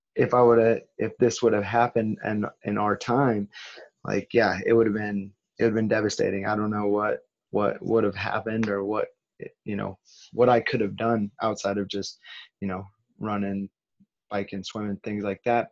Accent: California, United States; I'm being from California

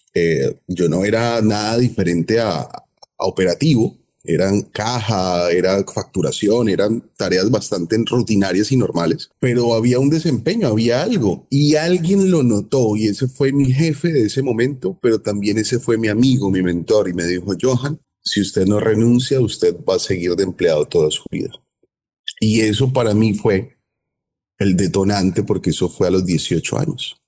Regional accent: Cali, Valle del Cauca, Colombia; now in Miami, United States; soy caleño, caleñísimo. Soy colombiano.

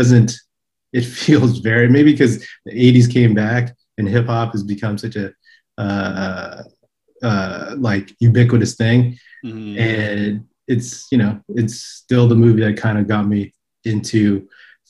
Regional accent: the Bay Area, Northern California, United States; now in Los Angeles, United States; I'm from Northern California, though. I'm from the Bay.

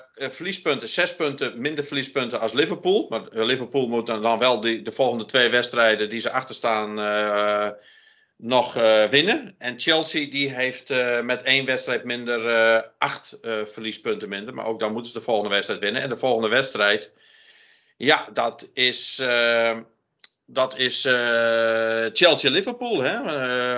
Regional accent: Friesland, Netherlands; now in North Brabant, Netherlands; ik ben eh, geboren in Friesland, maar woon al heel lang in het Brabantse. Dus ik voel me een Brabantse Fries.

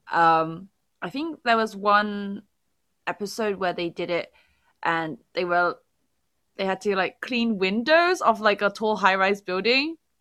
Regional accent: England, United Kingdom; now in South Korea; as a Brit

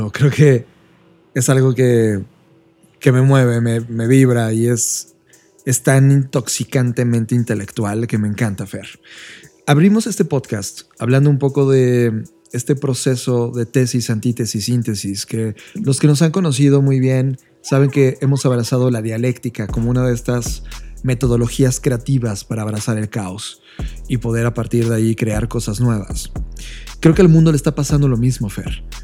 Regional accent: Mexico; also born or lived in Mexico City; la postura de nuestro país, México

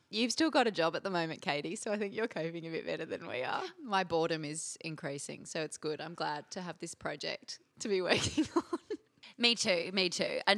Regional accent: Brisbane, Queensland, Australia; I hail from Brisbane.

